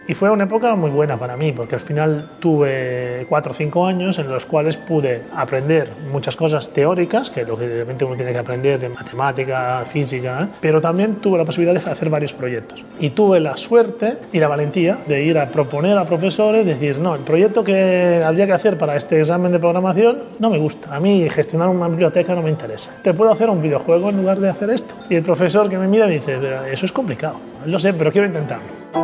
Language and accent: Spanish; Italy; soy italiano